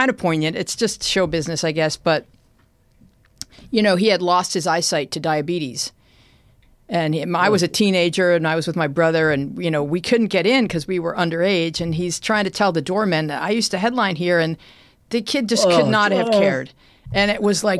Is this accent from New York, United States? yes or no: yes; Buffalo, New York, United States; now in Hollywood, United States; a kid growing up in Buffalo, New York